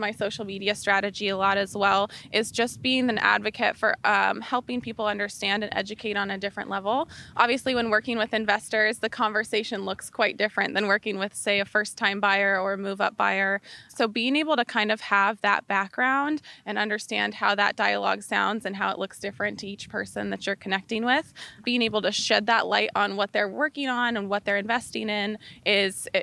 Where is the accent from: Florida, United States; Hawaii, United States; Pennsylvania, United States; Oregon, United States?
Oregon, United States; Albany; now in Arizona, United States; I grew up in Albany, Oregon, on a little farm in Albany.